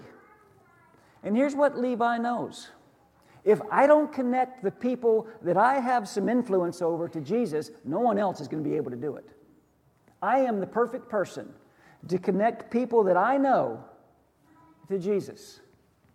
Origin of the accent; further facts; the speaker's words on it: the North, United States; I'm from the North